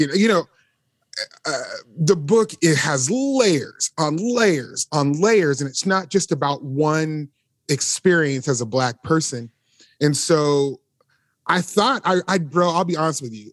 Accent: Las Vegas, Nevada, United States; now in Nashville, United States; We both grew up in Las Vegas

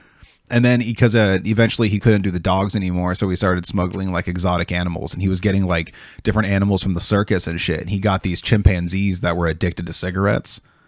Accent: Oregon, United States; I'm from Oregon.

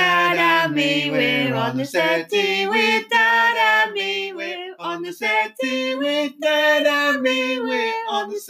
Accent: Ireland; because we're Irish?

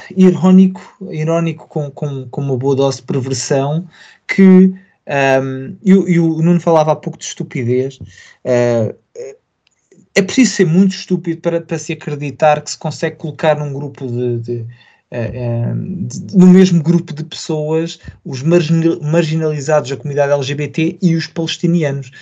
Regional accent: Portugal; preocupa-me como português, preocupa-me como europeu

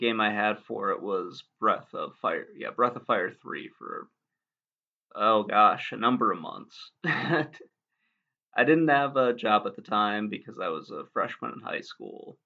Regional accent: Michigan, United States; moved away as an adult; now in Virginia, United States; I grew up in Michigan

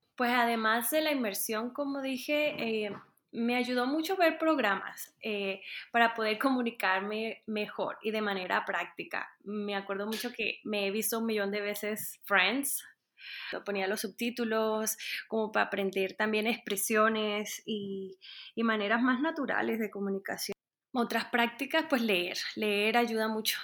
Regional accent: Montería, Córdoba, Colombia; moved away as an adult; also born or lived in Bogotá, Colombia; now in Denver, United States; soy colombiana, soy de Montería, y ya llevo 10 años viviendo en los Estados Unidos

